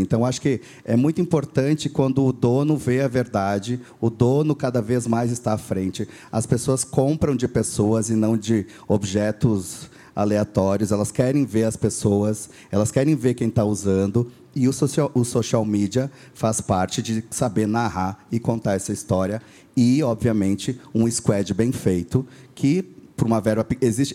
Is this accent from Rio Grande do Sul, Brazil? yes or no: yes; Rio Grande do Sul, Brazil; accent: gaúcho; eu sou ah, nascido então no Rio Grande do Sul